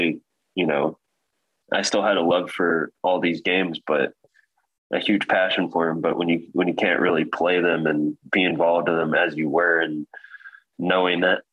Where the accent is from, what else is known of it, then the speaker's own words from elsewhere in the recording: Marion, Indiana, United States; also born or lived in Kentucky; now in Fort Wayne, United States; We kind of moved back and forth from Kentucky, Indianapolis, back to like Marion, Indiana, but actually spent most of my years growing up in Marion, Indiana.